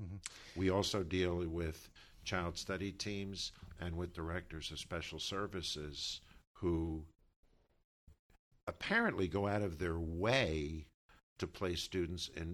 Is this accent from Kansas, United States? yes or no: no; New Brunswick, New Jersey, United States; growing up in New Brunswick, having my whole life experience through the urban experience